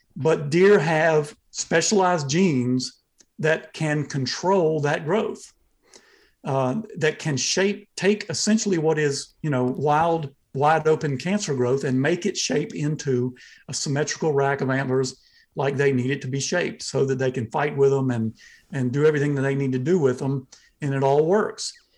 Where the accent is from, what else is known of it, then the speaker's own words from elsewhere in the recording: Southeast Georgia, United States; now in Athens, Georgia, United States; I'm from Southeast Georgia, uh, near the coast. That's where, uh, my family's land is